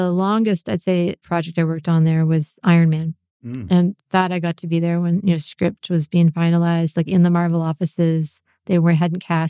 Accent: Canada; moved away as an adult; now in United States; as a Canadian.

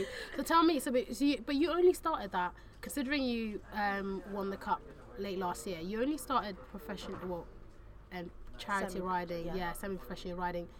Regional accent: United Kingdom; I grew up just outside London

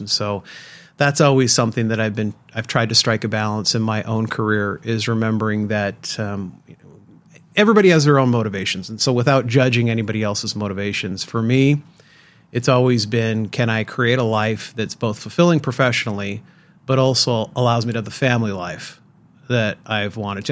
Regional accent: San Francisco Bay Area, Northern California, United States; I grew up in Northern California, San Francisco Bay Area

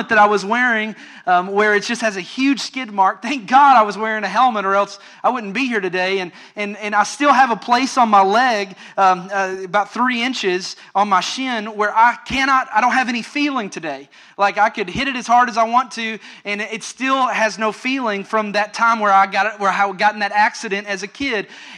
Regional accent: Western Kentucky, United States; moved away as an adult; also born or lived in Orlando, Florida; I grew up in Western Kentucky and lived out in the country

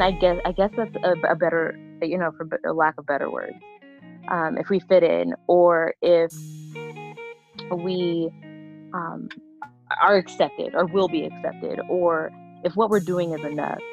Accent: Denver, Colorado, United States; also born or lived in Las Vegas, Nevada; I'm from Denver, Colorado, born and raised

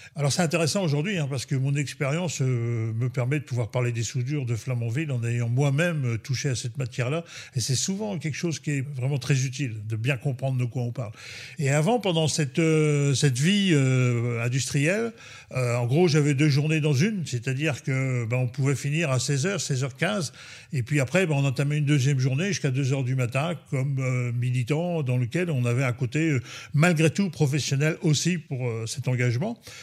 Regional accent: Cherbourg, Normandy, France; je suis né à Cherbourg le 17 octobre 1959 et je vis ici à Cherbourg depuis, ben, depuis toujours

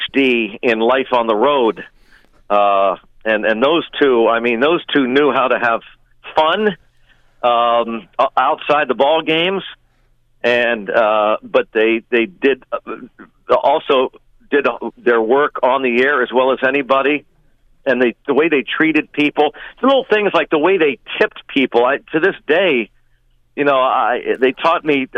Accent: Mechanicsburg, Pennsylvania, United States; moved away as an adult; also born or lived in Pittsburgh; I was a kid from Mechanicsburg, Pennsylvania, Central PA. I'd never gotten, more than, 5 mile radius outside of that town forever.

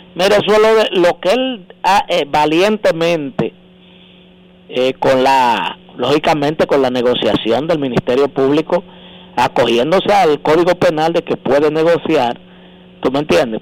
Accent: Dominican Republic; somos más dominicanos que, Duarte, Sánchez Mella

